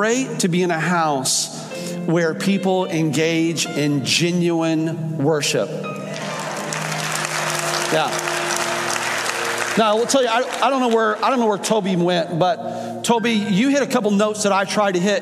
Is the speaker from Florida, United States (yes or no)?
yes; Fort Myers, Florida, United States; also born or lived in Illinois; grew up in Florida